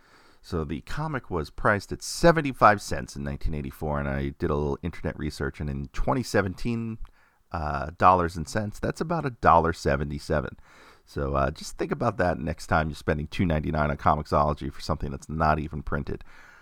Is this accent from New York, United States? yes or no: yes; Queens, New York, United States; It's me growing up in Queens, New York, going to IS-119 in Glendale, Queens, and walking home to Middle Village with my friends, Greg and Corey